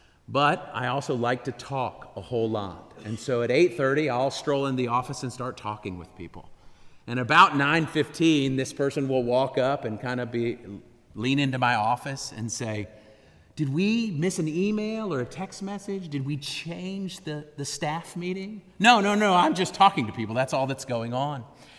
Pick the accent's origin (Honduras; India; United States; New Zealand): Honduras; I grew up in Honduras. I'm a missionary kid from there.